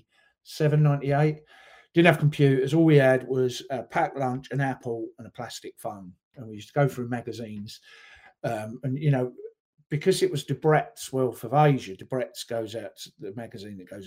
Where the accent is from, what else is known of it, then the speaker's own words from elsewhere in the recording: London, United Kingdom; moved away as an adult; also born or lived in Essex / Australia / Newcastle; now in Sunderland, United Kingdom; I was born in Essex, sort of brought up around North London